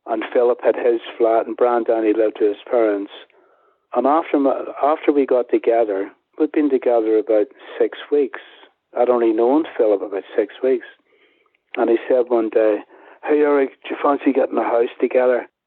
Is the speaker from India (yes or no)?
no; Belfast, Northern Ireland, United Kingdom; moved away; also born or lived in Dublin / London; my hometown in Belfast